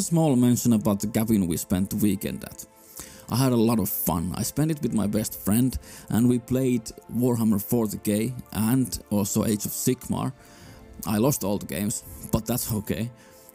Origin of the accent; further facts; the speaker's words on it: Finland; I'm from Finland